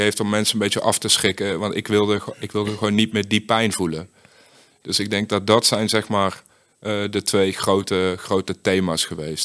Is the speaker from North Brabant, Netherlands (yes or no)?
yes; Uden, North Brabant, Netherlands; ik kom uit best wel een, eh, gewoon een klein eh, dorp. Ik kom uit Uden